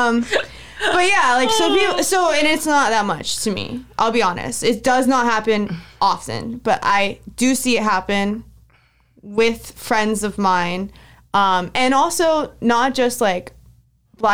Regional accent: United States; also born or lived in Cuba (family ancestry); I'm American

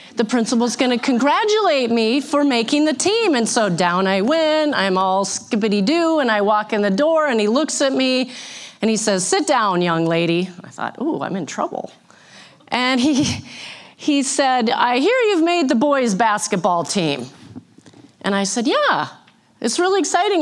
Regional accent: St. Cloud, Minnesota, United States; born or raised there; also born or lived in Missouri

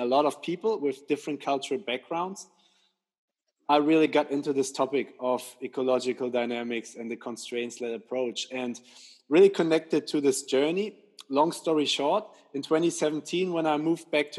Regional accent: Germany; moved away as an adult; now in England; I'm originally from Germany

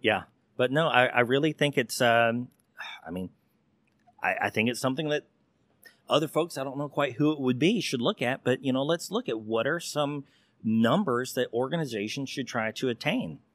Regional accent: Texas, United States; I'm that Texas good old boy

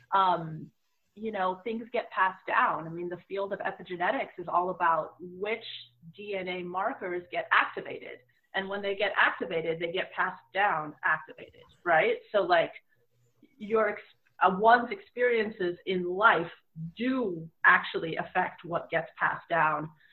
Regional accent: Bay Area, California, United States; I grew up in the Bay Area, which is a very diverse place

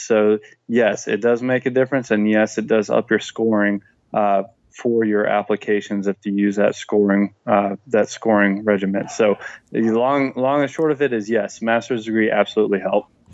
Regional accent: Florida, United States; growing up in Florida

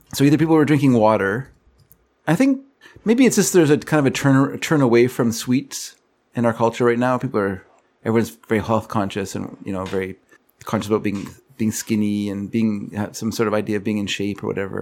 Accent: Canada; I'm Canadian

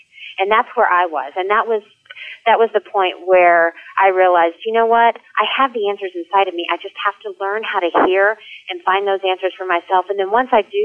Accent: Texas, United States; moved away as an adult; now in New York, United States; I'm from Texas, born and raised, all my friends, all my family

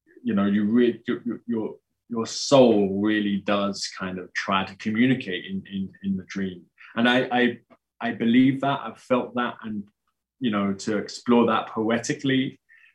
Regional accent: United Kingdom; I'm British

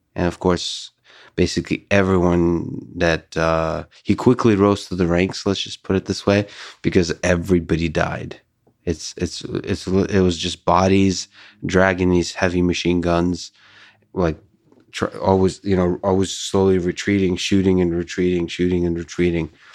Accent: Moscow, Russia; moved away; So I was born in, uh, the Soviet Union. I was raised in Moscow.

